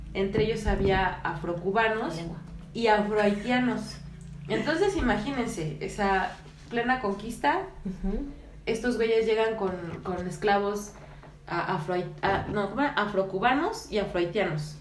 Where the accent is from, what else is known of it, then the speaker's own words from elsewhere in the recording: Mexico; somos mexicanos